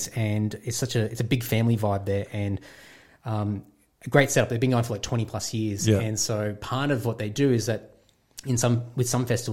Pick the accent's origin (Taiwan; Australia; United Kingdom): Australia; Queensland; moved away as an adult; also born or lived in Brisbane / Sydney; I'm a Queenslander, I'm like the biggest bogan out there.